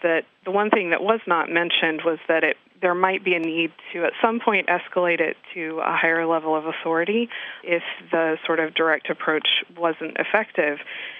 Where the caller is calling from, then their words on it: Fort Myers, Florida, United States; I'm calling from Fort Myers, Florida.